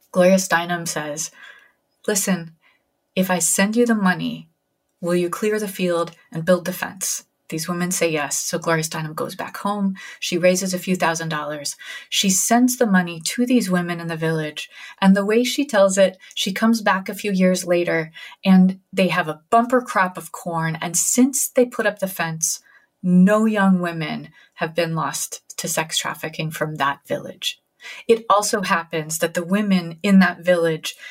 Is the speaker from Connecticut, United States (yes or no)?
yes; New Haven, Connecticut, United States; my hometown of New Haven, Connecticut